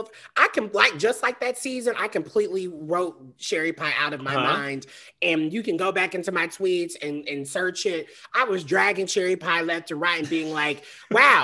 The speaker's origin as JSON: {"language": "English", "region": "the South", "country": "United States", "said": "I'm from the South. I know I grew up in the depths of like Christianity and Pentecostal."}